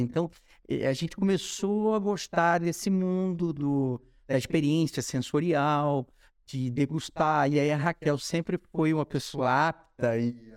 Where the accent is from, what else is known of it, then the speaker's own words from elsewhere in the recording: Rio de Janeiro, Brazil; accent: carioca; moved away as an adult; also born or lived in São Paulo / Angola; eu fui criado no Rio de Janeiro